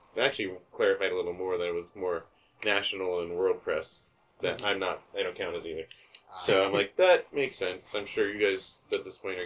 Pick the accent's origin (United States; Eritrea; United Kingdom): United States; Phoenix, Arizona; I'm from Phoenix.